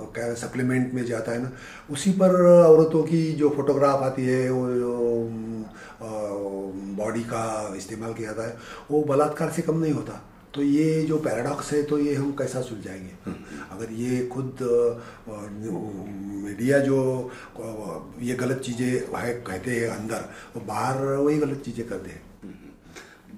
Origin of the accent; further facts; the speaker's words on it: rural Maharashtra, India; हम तो देहात में बड़े हुए हो हम तो किसानों के घर में थे